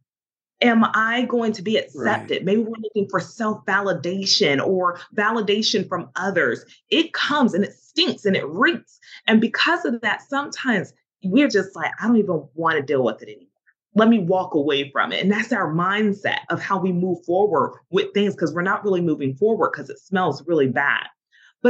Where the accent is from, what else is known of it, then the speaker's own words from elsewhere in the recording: the South, United States; I'm from the South